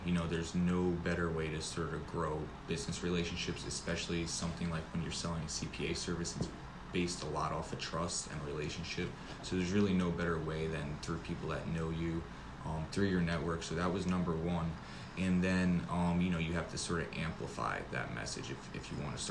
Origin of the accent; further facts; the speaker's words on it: the Poconos, Pennsylvania, United States; moved away as an adult; also born or lived in New York City; now in Charlotte, United States; I grew up in the Poconos in Pennsylvania in the country area